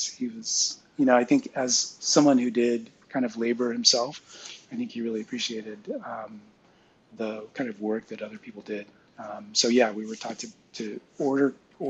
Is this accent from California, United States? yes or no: yes; San Francisco Bay Area, California, United States; I grew up in the San Francisco Bay Area, a suburban town about 10 miles south of San Francisco